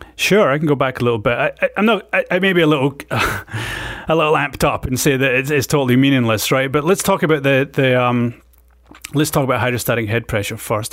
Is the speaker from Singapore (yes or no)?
no; Scotland, United Kingdom; moved away; I was, um, born and brought up in Scotland